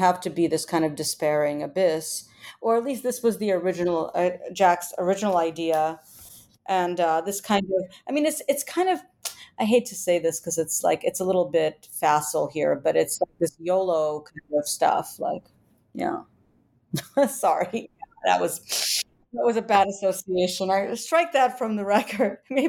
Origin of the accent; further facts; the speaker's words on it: Ukraine; because I'm originally from Ukraine, and I studied Russia for a long time.